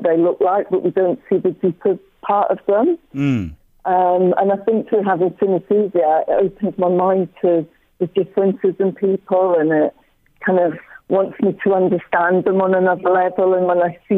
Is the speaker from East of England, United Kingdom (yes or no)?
no; Scotland, United Kingdom; I'm Scottish as well